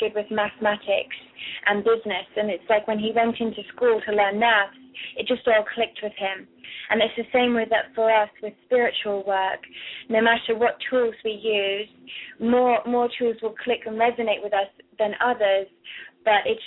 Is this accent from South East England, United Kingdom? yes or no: yes; Kent, South East England, United Kingdom; also born or lived in London / Cornwall / Florida / Colorado; now in Australia; I am actually was born in Kent. In London, and I went to boarding school in Cornwall, which is the southwest of England. And then in 93, we moved to Florida